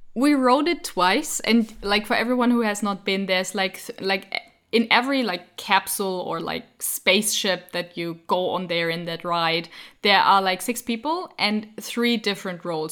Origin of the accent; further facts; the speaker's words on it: Frankfurt, Hesse, Germany; English is a second language; I'm from Frankfurt. in Germany.